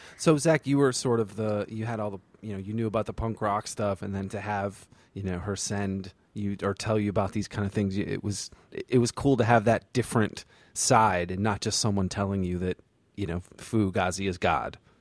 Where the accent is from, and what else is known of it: Vermont, United States; born or raised there; moved away as an adult; also born or lived in the South (US)